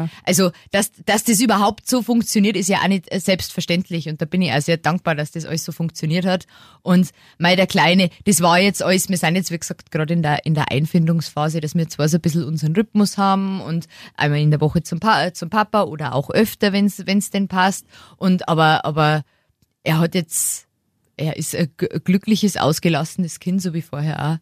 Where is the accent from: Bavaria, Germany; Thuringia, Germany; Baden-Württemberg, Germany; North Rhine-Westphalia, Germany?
Bavaria, Germany; Lower; moved away as an adult; Ich bin ja jetzt, wie gesagt, äh, wieder in meine Heimat gezogen